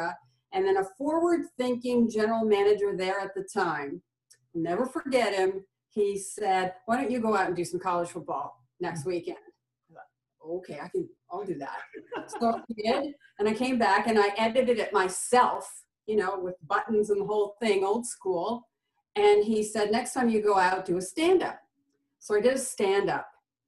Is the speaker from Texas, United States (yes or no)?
no; New York, United States; Well, we had season tickets to all the Bills and Sabres games because I grew up in the Niagara region there.